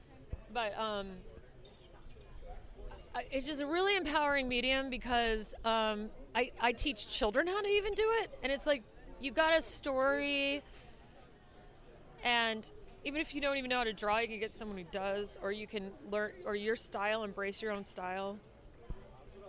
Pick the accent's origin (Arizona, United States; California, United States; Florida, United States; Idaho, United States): Idaho, United States; moved away as an adult; also born or lived in San Francisco / Los Angeles / New York; now in Savannah, United States; I'm from Idaho originally